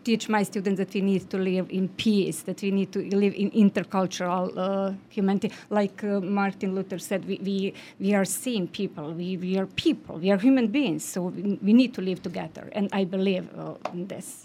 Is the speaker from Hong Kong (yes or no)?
no; Bosnia & Herzegovina; I'm from Bosnia and Herzegovina.